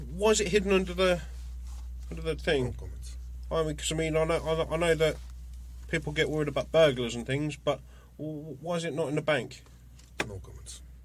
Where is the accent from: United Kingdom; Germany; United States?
United Kingdom; Birmingham, Warwickshire, West Midlands; So I was born in Birmingham. We ended up moving over the border into Warwickshire.